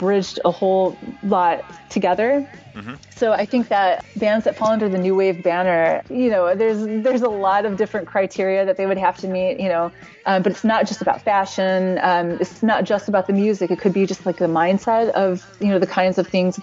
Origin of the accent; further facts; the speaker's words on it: Indiana, United States; I grew up in Indiana